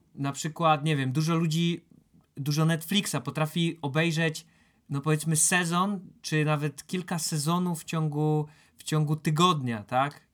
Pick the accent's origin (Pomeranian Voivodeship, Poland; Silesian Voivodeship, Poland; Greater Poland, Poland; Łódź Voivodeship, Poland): Silesian Voivodeship, Poland; jak się to mówi u nas na Śląsku